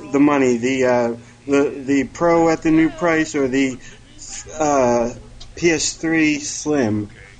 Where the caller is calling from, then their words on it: Maryland, United States; calling from Maryland.